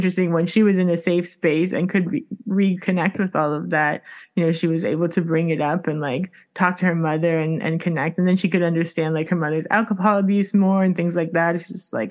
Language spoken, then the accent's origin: English; Miami, Florida, United States; moved away as an adult; now in Sweden; I'm in Miami. So I'm just like, that's my identity. I'm from Miami.